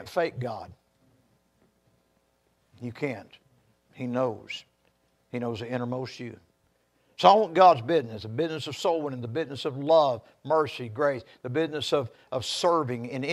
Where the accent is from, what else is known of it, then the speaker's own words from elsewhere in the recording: Texas, United States; I'm a Texan.